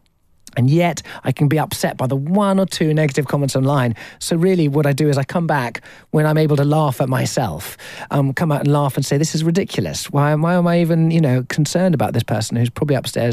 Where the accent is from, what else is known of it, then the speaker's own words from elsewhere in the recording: Hampshire, South East England, United Kingdom; I was born and bred in Hampshire